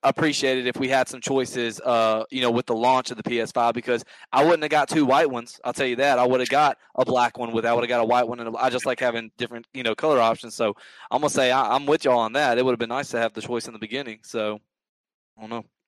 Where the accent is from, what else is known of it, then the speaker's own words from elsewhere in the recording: Mississippi, United States; I'm from Mississippi